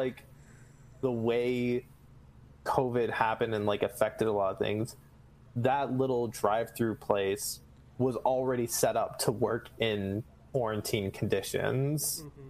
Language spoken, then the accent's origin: English; Pflugerville, Texas, United States; my hometown, Pflugerville, which is, like, just north of Austin.